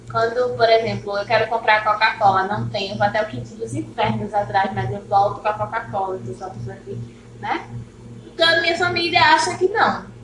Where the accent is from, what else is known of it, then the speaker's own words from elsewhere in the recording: Paraíba, Brazil; born there; é eu nasci na Paraíba. Só que ela veio pra cá.